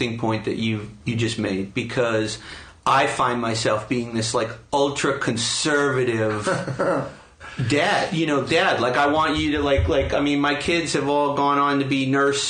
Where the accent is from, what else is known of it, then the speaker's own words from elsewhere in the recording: New York City, New York, United States; growing up in New York City in the 70s and 80s